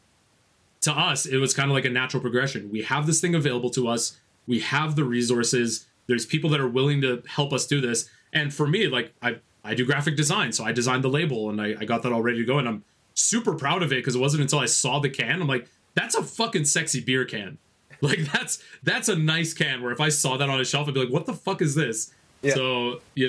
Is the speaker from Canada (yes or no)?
yes; Canada; we're Canadian